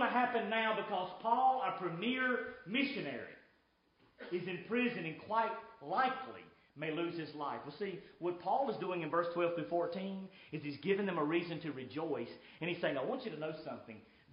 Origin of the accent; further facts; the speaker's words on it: United States; I'm an American